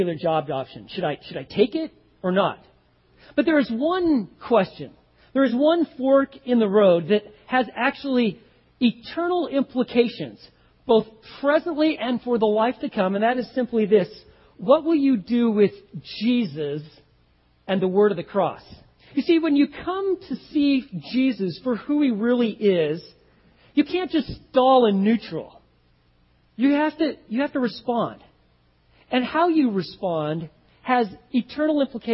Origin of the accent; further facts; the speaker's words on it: Texas, United States; I'm from Texas